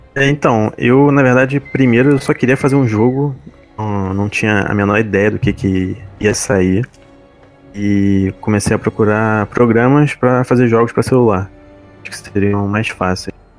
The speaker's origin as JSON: {"language": "Portuguese", "region": "Rio de Janeiro", "country": "Brazil", "said": "eu sou da capital aqui do Rio de Janeiro"}